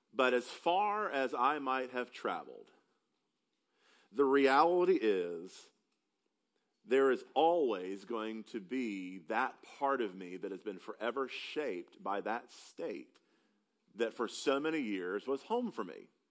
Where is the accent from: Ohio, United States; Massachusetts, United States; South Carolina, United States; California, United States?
South Carolina, United States; upstate; moved away as an adult; now in Texas, United States; Because I am not from Texas, I have the opportunity to tell people, because they can't quite place my accent, that I'm from South Carolina